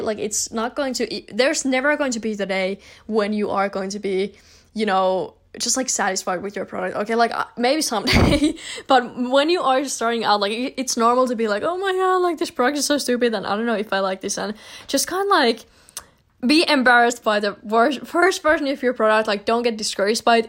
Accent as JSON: {"language": "English", "country": "Finland", "said": "I'm from Finland personally"}